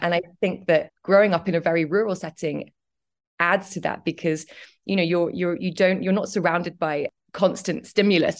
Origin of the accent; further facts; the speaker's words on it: Cambridge, East of England, United Kingdom; moved away; also born or lived in London; was born in Cambridge and, um, I grew up, I grew up there